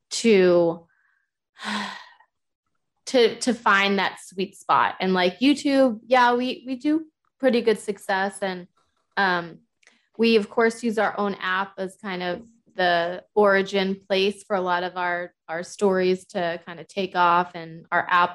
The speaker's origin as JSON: {"language": "English", "region": "Massachusetts", "country": "United States", "tie": "born or raised there", "moved": "as an adult", "lives_now": "Oklahoma, United States", "said": "I live in Oklahoma now, but I come from Massachusetts originally. I lived there for 20 years before I came over here"}